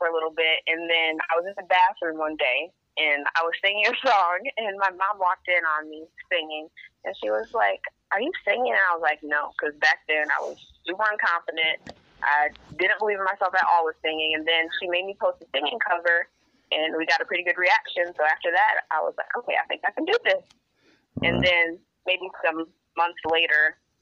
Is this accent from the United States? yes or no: yes; Pontiac, Michigan, United States; I'm from Pontiac, Michigan